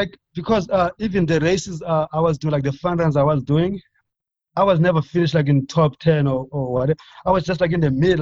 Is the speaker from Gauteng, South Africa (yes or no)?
no; near Port Alfred, Eastern Cape, South Africa; moved away as an adult; also born or lived in Oklahoma, United States; now in Albuquerque, United States; another town close to my hometown in Port Alfred